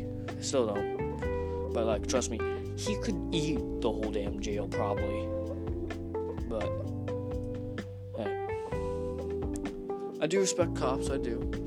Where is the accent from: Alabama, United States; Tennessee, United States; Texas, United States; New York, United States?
Texas, United States; now in Pennsylvania, United States; Oh yeah, I come from Texas. If you can hear like an accent or some shit